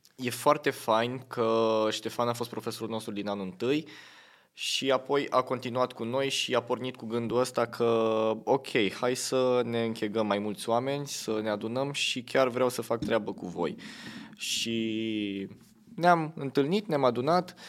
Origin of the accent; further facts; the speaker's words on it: Tulcea, Tulcea County, Romania; moved away; sunt din Tulcea